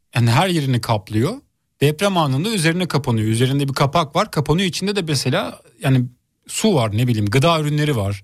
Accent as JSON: {"language": "Turkish", "region": "Bayburt", "country": "Turkey", "tie": "born or raised there", "moved": "yes", "lives_now": "Istanbul, Turkey", "said": "benim memleketim Bayburt'ta"}